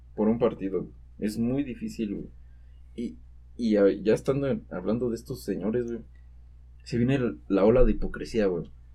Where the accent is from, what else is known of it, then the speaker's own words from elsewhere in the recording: Mexico; somos mexicanos